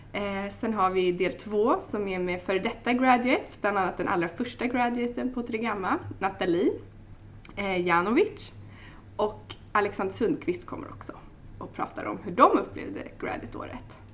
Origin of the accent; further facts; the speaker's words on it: Stockholm, Stockholm County, Sweden; jag kommer från Stockholm